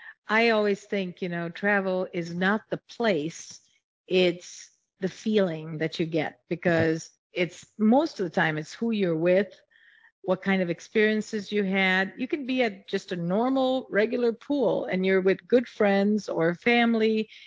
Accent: Chicago, Illinois, United States; Midwest, Chicago, I come from Chicago and Chicago has I think the best food anywhere.

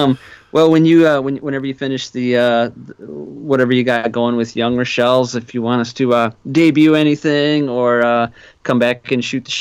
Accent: Wisconsin, United States; no, actually I'm from Wisconsin

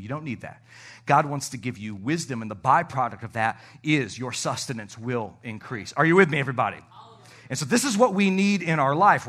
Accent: Canada; moved away; I am from the Great White North

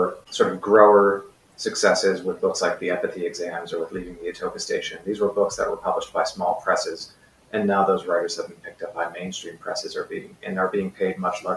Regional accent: Canada; now in Prague, Czech Republic; I'm Canadian by birth, and at the moment, I'm currently living in Prague.

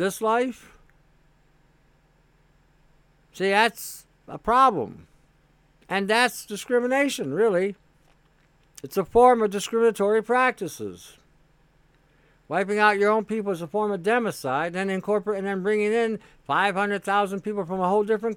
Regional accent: Canada; As a Canadian

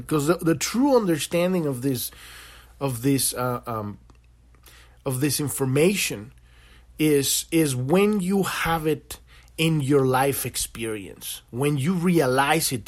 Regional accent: Mexico; now in United States; I'm an American now, but I was born in Mexico

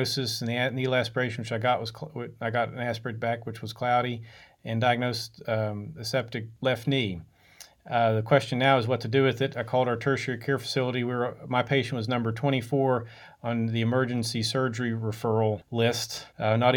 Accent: Logan, West Virginia, United States; also born or lived in Pittsfield, Massachusetts / Lewisburg, West Virginia; I'm from West Virginia originally, from a town called Logan

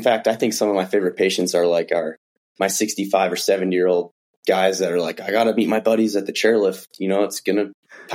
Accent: Midwest, United States; moved away as an adult; also born or lived in Flagstaff, Arizona; now in Bozeman, United States; I'm originally from the Midwest, so grew up playing all the football, baseball

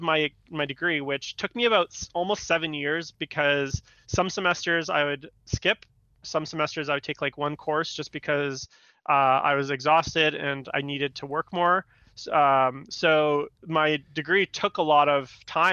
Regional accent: Vancouver, British Columbia, Canada; also born or lived in Istanbul, Turkey / Victoria, British Columbia; I grew up in Vancouver, and I'd moved to Victoria, British Columbia, which is just across the water

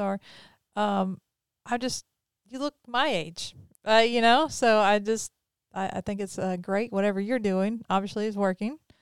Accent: Pearl, Mississippi, United States; also born or lived in Brandon, Mississippi; And I'm from Mississippi. I always have been. Grew up in Pearl, live in Brandon

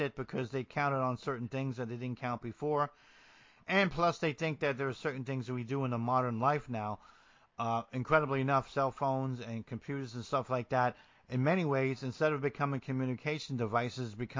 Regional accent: New Jersey, United States; also born or lived in coastal Georgia; now in Georgia, United States; growing up in New Jersey, and as rough as it can be, the neighbors still talk to the neighbors

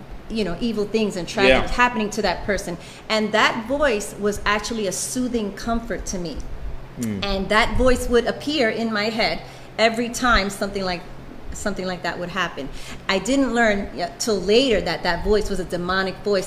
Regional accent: New York City, New York, United States; I'm from Brooklyn, Bushwick, and so they would send buses into the ghetto where I'm from, and they would pick up kids

